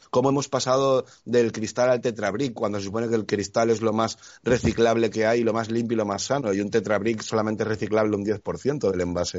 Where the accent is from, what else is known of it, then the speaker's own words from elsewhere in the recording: Spain; en mi pueblo, Esteban, eh, aquí en España